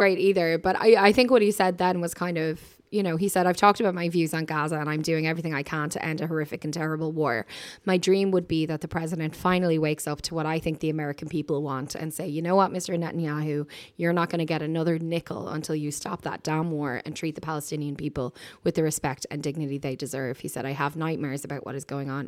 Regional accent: Dublin, Leinster, Ireland; I said, "Ireland." And, uh, she said, "Where in Ireland?" And I said, "Dublin."

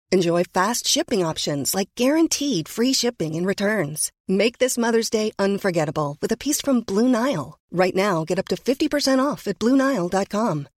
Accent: New York City, New York, United States; I'm from Brooklyn

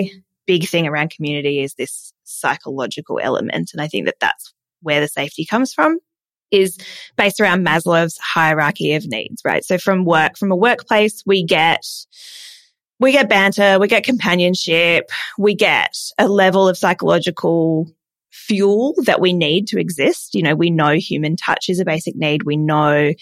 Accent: Adelaide, South Australia, Australia; moved away; I'm from Adelaide, but I am.

